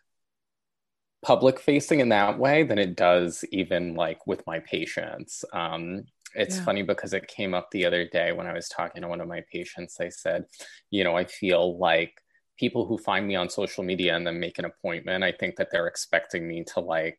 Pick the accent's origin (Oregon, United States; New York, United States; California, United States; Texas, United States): New York, United States; New York City; I grew up in South Brooklyn in New York